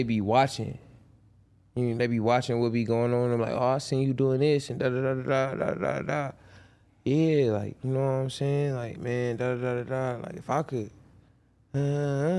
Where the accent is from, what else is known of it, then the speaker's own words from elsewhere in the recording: Compton, California, United States; also born or lived in Carson; I went to a majority of my schooling in Compton. My whole life, basically